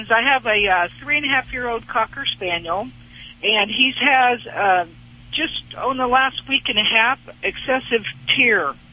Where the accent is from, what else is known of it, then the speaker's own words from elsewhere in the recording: Indiana, United States; Today I'm in South Carolina. I'm from Indiana